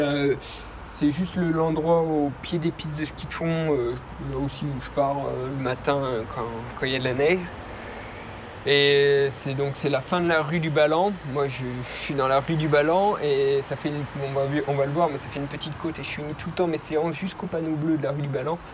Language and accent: French; Les Plans d'Hotonnes, southern Jura massif, Auvergne-Rhône-Alpes, France; moved away as an adult; also born or lived in Pontarlier; now in Jougne, France; Moi je suis pas originaire euh, de Jung, hein, je viens de des plans d'automne, c'est une petite station de ski au sud du massif du Jura. J'ai vécu 20 ans là-bas, toute mon adolescence, mon enfance.